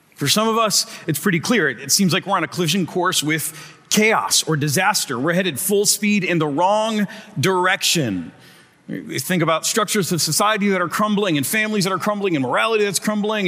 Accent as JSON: {"language": "English", "region": "Michigan", "country": "United States", "moved": "yes", "said": "I'm from Michigan and I moved for a reason."}